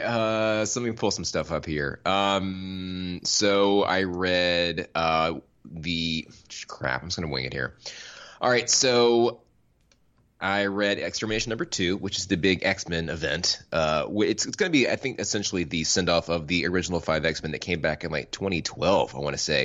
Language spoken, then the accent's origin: English; Florida, United States; I grew up in Florida.